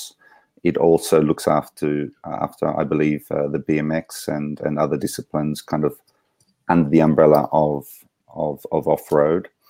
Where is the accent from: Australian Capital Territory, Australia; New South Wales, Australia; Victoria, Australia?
Australian Capital Territory, Australia; Canberra; now in Switzerland; I grew up in Canberra